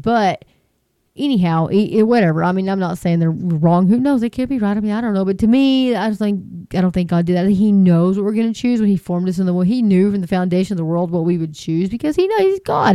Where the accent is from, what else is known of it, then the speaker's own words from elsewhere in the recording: Texas, United States; I'm from Texas. We're kind of slow